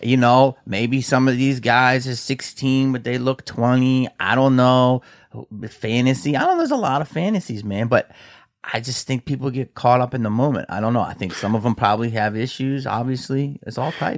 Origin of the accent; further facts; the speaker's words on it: Philadelphia, Pennsylvania, United States; we're from Philly